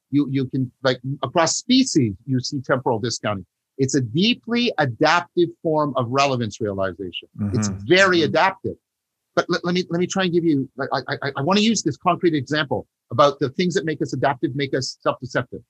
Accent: Canada; I'm a Canadian

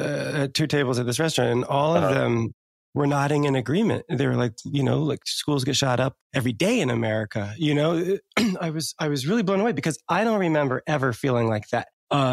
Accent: New Jersey, United States; the hood kids I grew up with in New Jersey

